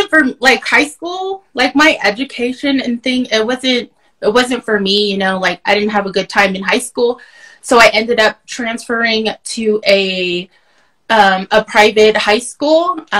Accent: Many Farms, Arizona, United States; I am from Many Farms, Arizona, the Dine Nation.

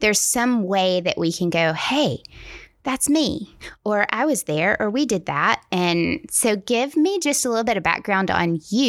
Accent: the South, United States; accent: Southern; my Southern accent is going to come out more in this podcast

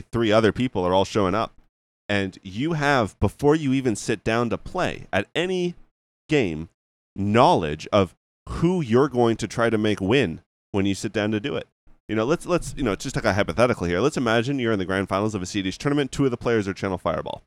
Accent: Canada; I'm just Canadian

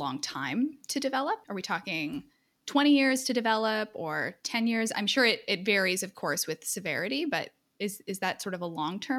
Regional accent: Edmonton, Alberta, Canada; I'm from Edmonton, and this whole time I thought our only claim to fame was Wayne Gretzky

